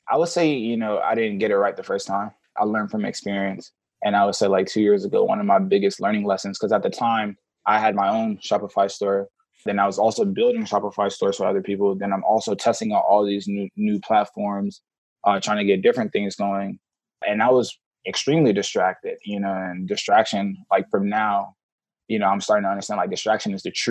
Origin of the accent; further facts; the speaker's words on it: Atlanta, Georgia, United States; also born or lived in Senegal; I grew up in Senegal, West Africa. Oh wow! I, moved, I moved to America when I was about five years old. I moved straight to Atlanta with my two older brothers and two older sisters, youngest in my family.